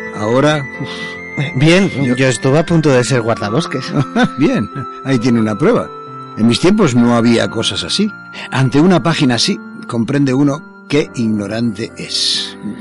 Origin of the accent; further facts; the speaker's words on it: Argentina; soy argentino